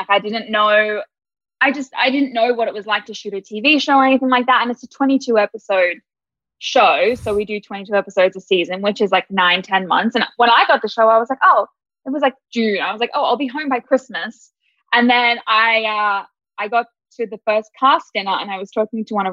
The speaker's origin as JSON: {"language": "English", "country": "Australia", "also_born_or_lived": "Sydney", "moved": "as an adult", "lives_now": "Atlanta, United States", "said": "I'm Australian."}